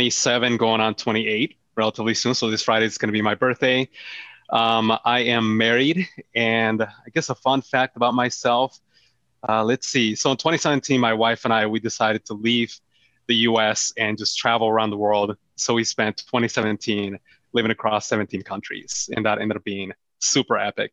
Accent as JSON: {"language": "English", "country": "Colombia", "tie": "born or raised there", "moved": "yes", "lives_now": "United States", "said": "I was born in Colombia, came to the U.S."}